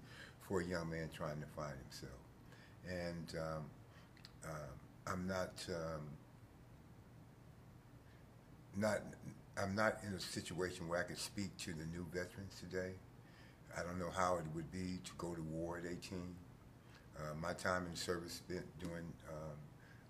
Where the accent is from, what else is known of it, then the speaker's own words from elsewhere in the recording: Akron, Ohio, United States; I'm from Akron, Ohio. It's a little northeast Ohio, right outside of Cleveland. Grew up in a small town